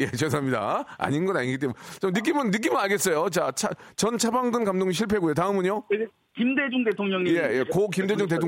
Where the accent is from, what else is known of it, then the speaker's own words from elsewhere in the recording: Gyeongju, North Gyeongsang, South Korea; moved away as an adult; also born or lived in Seoul; 계림 경주 출신입니다.